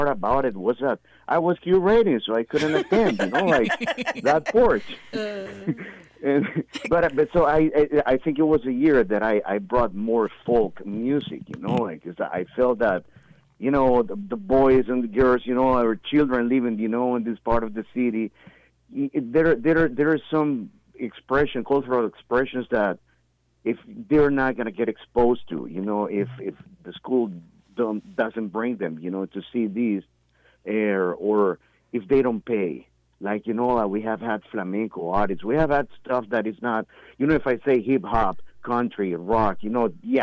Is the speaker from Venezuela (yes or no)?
no; Nicaragua; moved away; I'm from Nicaragua